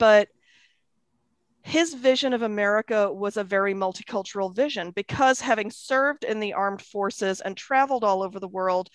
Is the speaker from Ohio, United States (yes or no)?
yes; Akron, Ohio, United States; also born or lived in England; I was born in England. We came to Akron, Ohio when I was a toddler. And so I grew up in the Midwest